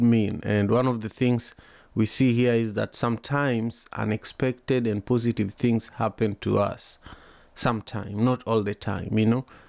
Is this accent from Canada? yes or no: no; Kisumu, Kisumu County, Kenya; now in Seattle, United States; where I was growing up in Kenya, in Kisumu